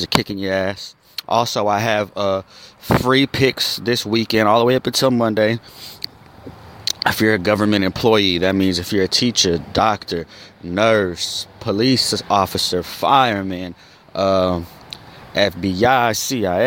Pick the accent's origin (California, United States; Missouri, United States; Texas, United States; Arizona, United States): Arizona, United States; I'm from Arizona